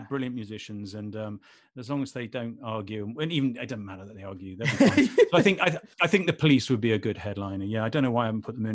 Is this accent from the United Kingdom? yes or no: yes; Manchester, North West England, United Kingdom; I was born in Manchester